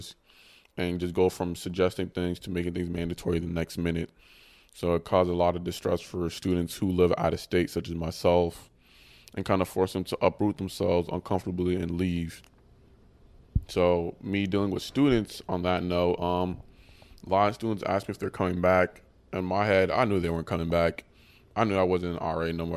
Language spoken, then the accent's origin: English; Ghana; now in United States; I'm from Ghana, it's a country in West Africa